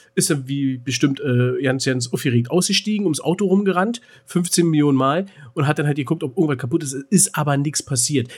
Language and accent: German; Berlin, Germany; bei uns in Berlin